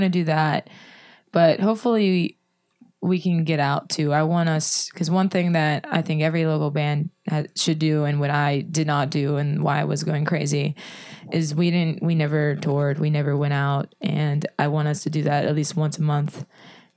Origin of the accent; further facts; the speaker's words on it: Baldwin, Pennsylvania, United States; also born or lived in Penn Hills, Pennsylvania; I grew up in Penn Hills until I was five, and then moved to Baldwin